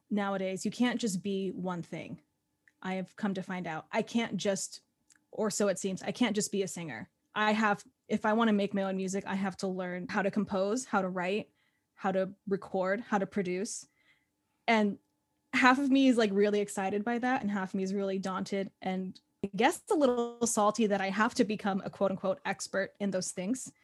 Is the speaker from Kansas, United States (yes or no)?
no; Phoenix, Arizona, United States; moved away as an adult; now in New York City, United States; I grew up in Phoenix, Arizona, and then I went to college there for, uh, musical theater, and then I moved out here, and I've been in New York City for about, um, six and a half years